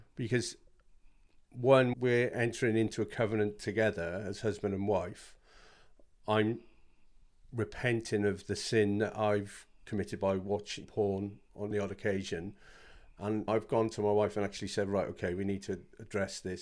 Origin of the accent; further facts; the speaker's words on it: South Wales, United Kingdom; moved away as an adult; now in Bishop's Stortford, United Kingdom; I'm from South Wales originally, and moved here when I married my lovely wife